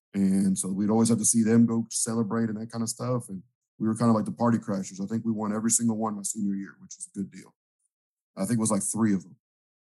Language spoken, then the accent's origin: English; Houston, Texas, United States; I grew up in the Houston area. I grew up like in the southwest part of town. If you're from the Houston area, you know A-Leaf and the Fort Bend area. I graduated from Clements High School in Sugarland.